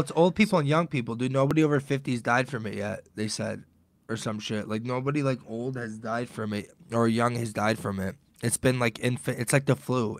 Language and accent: English; Detroit, Michigan, United States; We're both from Detroit